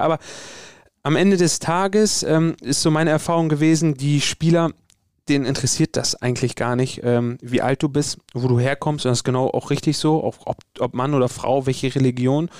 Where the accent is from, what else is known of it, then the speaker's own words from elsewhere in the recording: Bremen, Germany; ich bin hier in Bremen geboren, ich bin hier aufgewachsen, das ist meine Heimat. Ich komme äh, ursprünglich aus Bremen-Nord.